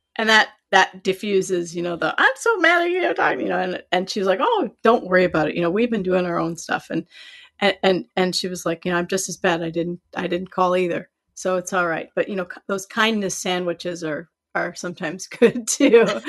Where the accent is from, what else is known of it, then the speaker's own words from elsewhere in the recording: Iowa, United States; I'm from Iowa too